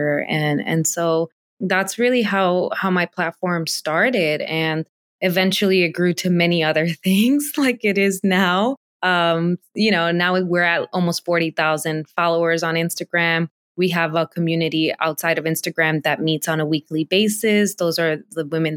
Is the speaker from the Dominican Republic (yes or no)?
yes; Dominican Republic; now in United States; I was born in the Dominican Republic